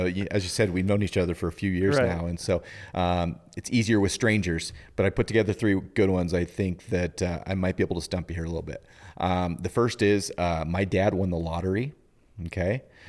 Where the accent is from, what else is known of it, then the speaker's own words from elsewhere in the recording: Kellogg, Idaho, United States; At the time when we were living in Idaho, and this was when I was a kid growing up.